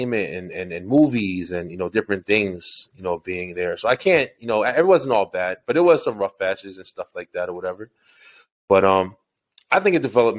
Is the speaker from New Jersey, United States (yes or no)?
yes; Elizabeth, New Jersey, United States; moved away as an adult; also born or lived in Old Bridge, New Jersey; now in Georgia, United States; I'm actually from Elizabeth, New Jersey. Born and raised in Jersey